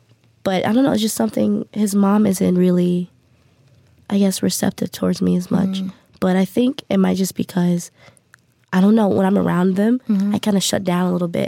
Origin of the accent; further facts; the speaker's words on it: United States; now in South Korea; I grew up in the States.